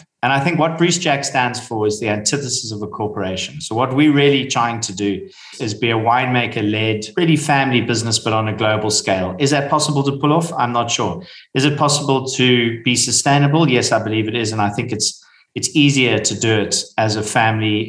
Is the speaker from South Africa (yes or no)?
yes; South Africa; I am South African of Scottish descent